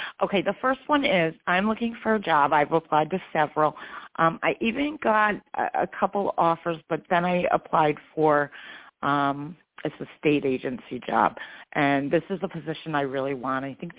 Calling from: New York, United States; I'm from New York.

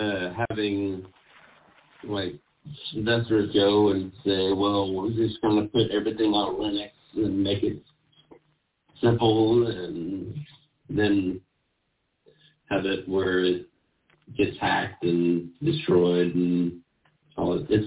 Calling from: Kansas City, Missouri, United States; Kansas City, Missouri.

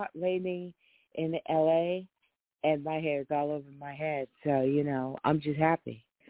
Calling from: Los Angeles, California, United States; I'm calling from Los Angeles, California.

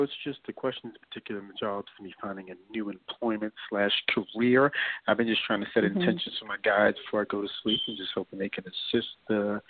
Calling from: New York, United States; calling from New York.

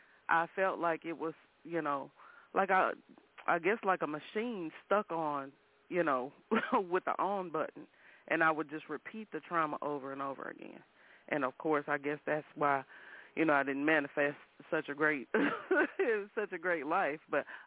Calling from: Kansas City, Missouri, United States; I'm calling from Kansas City, Missouri.

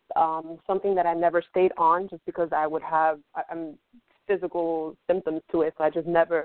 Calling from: Fort Lauderdale, Florida, United States; I'm calling from Fort Lauderdale, Florida.

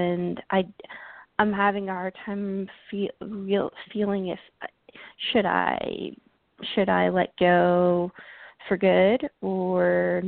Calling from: Georgia, United States; I'm calling from Georgia.

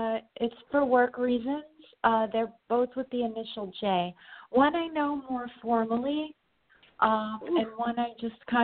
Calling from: New York, United States; I'm calling from New York

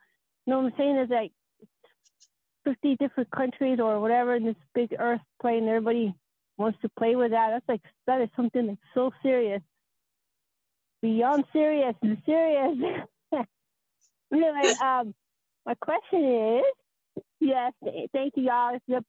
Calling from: Colorado, United States; Hi, I'm from Colorado.

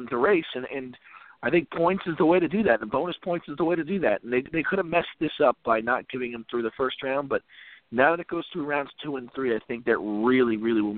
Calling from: Virginia, United States; in Virginia.

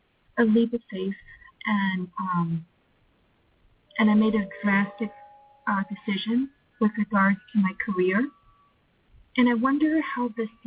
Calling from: Georgia, United States; I'm calling from Georgia.

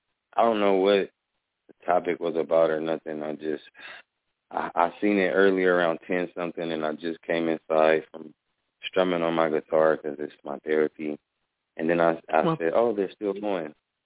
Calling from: Omaha, Nebraska, United States; Wow, from Omaha, Nebraska.

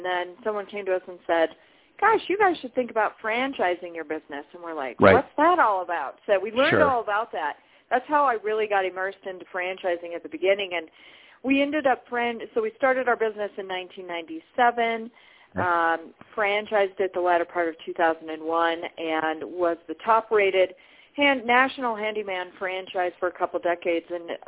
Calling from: Colorado, United States; Beautiful Colorado.

